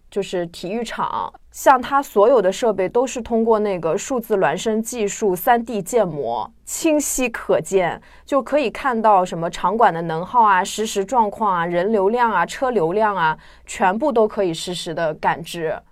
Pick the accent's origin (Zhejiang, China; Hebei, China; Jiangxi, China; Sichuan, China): Zhejiang, China; 我，虽然是一个浙江人